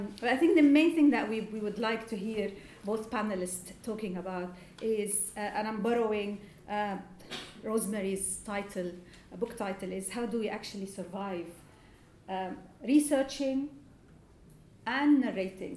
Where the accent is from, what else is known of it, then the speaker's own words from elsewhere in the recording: Lebanon; now in United Kingdom; I come from Lebanon originally